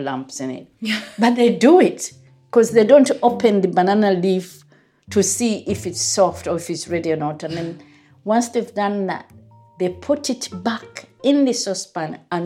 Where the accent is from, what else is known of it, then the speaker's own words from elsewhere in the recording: Uganda; moved away as an adult; now in England, United Kingdom; I grew up in Uganda and I've been here in England for quite a number of years.